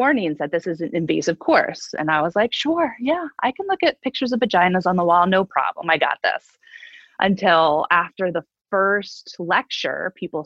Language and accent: English; upstate New York, United States; moved away as an adult; also born or lived in Boston, Massachusetts / Utica, New York; I grew up in upstate New York